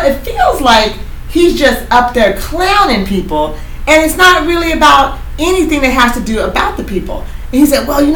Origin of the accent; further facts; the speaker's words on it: Oregon, United States; I'm from Oregon